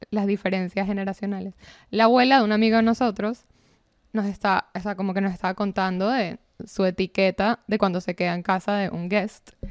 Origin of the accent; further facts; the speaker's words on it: Venezuela; También son cosas que como venezolano no, no te quedan de otra hacer una escala en Panamá para salir